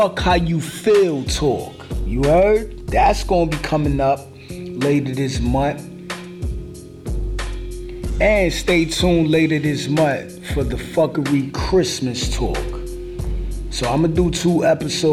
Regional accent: New York City, New York, United States; We broadcasting out of the borough of Queens. I'm from Brooklyn

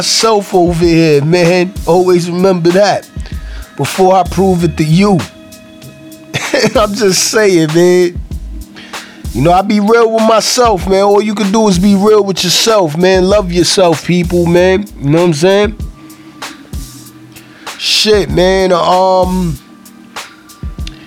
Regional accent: New York City, New York, United States; I'm from Brooklyn, so I'm in New York

